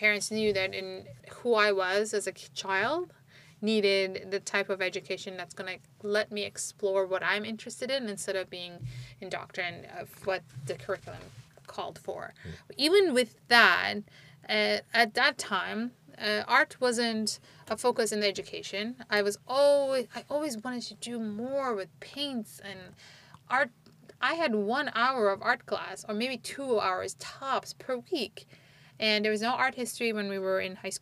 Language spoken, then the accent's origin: English; Istanbul, Turkey; English is a second language; moved away as an adult; now in United States; growing up in Turkey